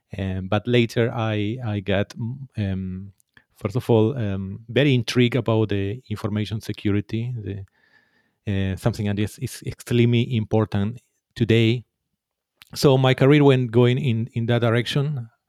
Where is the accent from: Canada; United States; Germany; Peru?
Peru; English is a second language; now in Finland; Yes, as you said, I am from Peru, and I've been living already more than 10 years here in Finland.